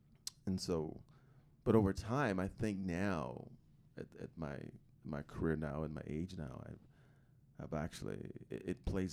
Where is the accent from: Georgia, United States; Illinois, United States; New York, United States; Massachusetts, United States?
Illinois, United States; outside Chicago; now in Utah, United States; growing up outside Chicago with six boys and older siblings